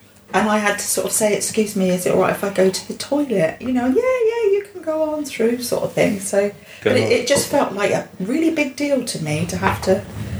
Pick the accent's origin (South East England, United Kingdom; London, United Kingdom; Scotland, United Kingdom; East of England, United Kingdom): London, United Kingdom; Romford; born there; I was born in London, in Romford, in Old Church Hospital in Romford, Essex, and... Then when I was about two, I think it was, we moved down here